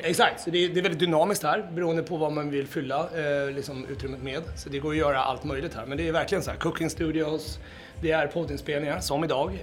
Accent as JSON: {"language": "Swedish", "town": "Gnesta", "region": "Södermanland", "country": "Sweden", "moved": "yes", "lives_now": "Stockholm, Sweden", "said": "jag är ju då från Gnesta, det är ju bara en timme med bil härifrån"}